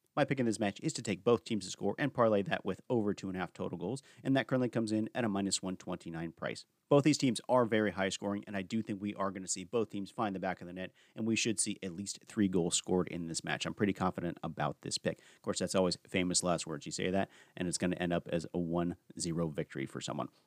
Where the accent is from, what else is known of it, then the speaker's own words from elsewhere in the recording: United States; I am an American